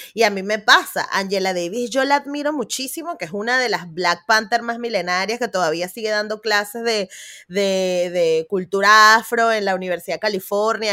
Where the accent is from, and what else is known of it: Venezuela; born or raised there; now in Spain